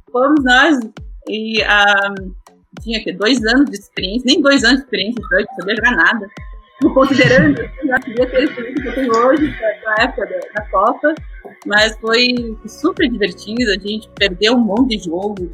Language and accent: Portuguese; Brazil; moved away as an adult; also born or lived in Munich, Germany / Curitiba; now in Germany; Eu voltei para o Brasil, fui para o Brasil, é, cresci no Brasil e daí depois voltei para a Alemanha.